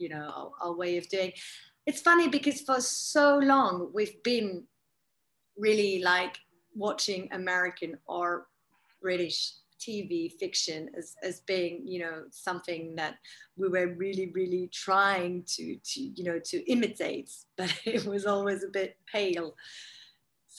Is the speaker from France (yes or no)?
yes; France; That's very French